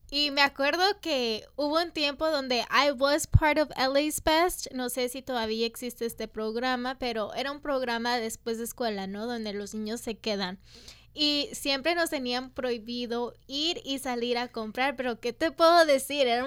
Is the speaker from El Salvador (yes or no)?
yes; El Salvador; porque soy salvadoreña, ¿no? Y los salvadoreños no somos conocidos como, no somos conocidos por